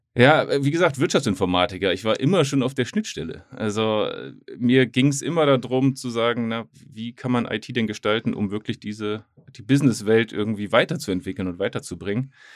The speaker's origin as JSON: {"language": "German", "region": "Hamburg", "country": "Germany", "said": "ich bin Hamburger"}